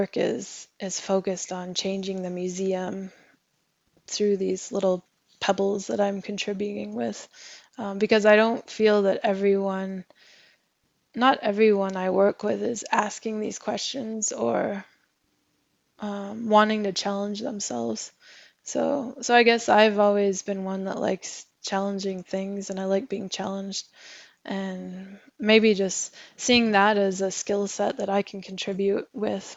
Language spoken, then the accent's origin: English; Alaska, United States; moved away as an adult; now in Norway; I'm I'm originally from from Alaska